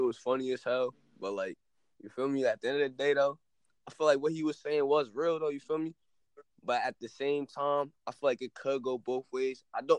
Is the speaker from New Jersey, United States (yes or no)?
yes; New Jersey, United States; I'm from Jersey.